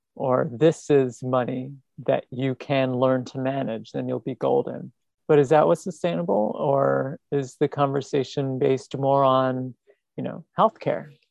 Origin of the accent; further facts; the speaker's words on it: New York City, New York, United States; a Staten Islander like me